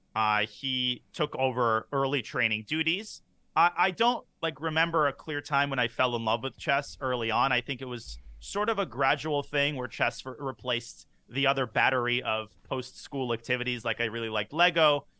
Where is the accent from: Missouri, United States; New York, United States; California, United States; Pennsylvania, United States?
California, United States; San Francisco Bay Area; grew up in the San Francisco Bay Area